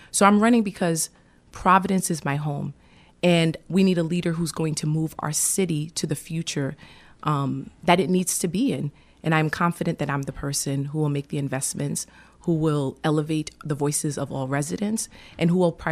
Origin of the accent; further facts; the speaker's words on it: Haiti; born there; I was born in Haiti, and my family actually. Um, my parents came to America first. It was my mother, uh, and then my father followed.